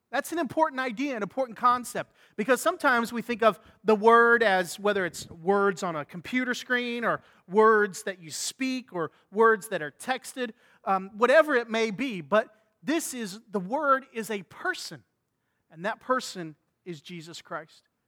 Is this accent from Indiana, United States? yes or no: yes; Indiana, United States; growing up in Indiana, we used to come to Florida on spring break